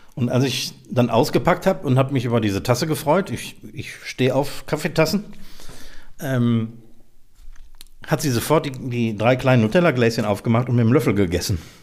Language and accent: German; Mülheim, Germany; moved away; also born or lived in Eifel; in meiner Heimatstadt Mülheim